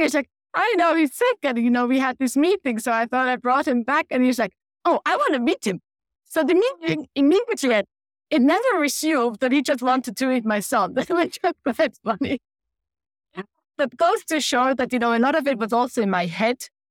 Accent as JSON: {"language": "English", "country": "Switzerland", "also_born_or_lived": "Denmark", "moved": "as an adult", "said": "We deliberately moved to Switzerland where I am from, where we have family that can support us"}